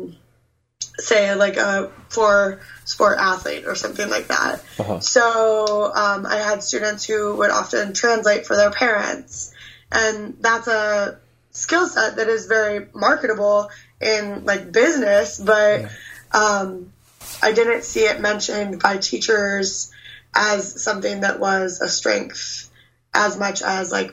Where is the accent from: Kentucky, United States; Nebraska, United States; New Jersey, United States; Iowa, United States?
Nebraska, United States; I grew up in Nebraska